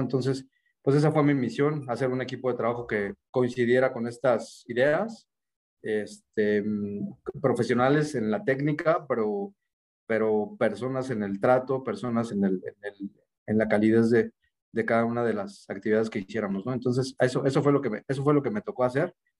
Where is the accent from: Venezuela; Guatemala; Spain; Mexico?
Mexico; Mexico City; moved away as an adult; also born or lived in Sonora; me regresé para mi tierra. Yo nací acá en la Ciudad de México